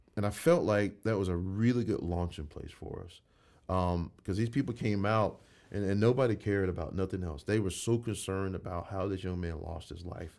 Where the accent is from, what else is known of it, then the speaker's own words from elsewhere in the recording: Crosstown, Georgia, United States; grew up in Crosstown, and I could tell you, the Crosstown I grew up